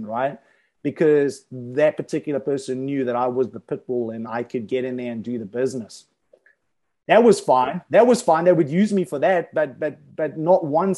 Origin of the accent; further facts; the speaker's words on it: South Africa; when I was growing up in South Africa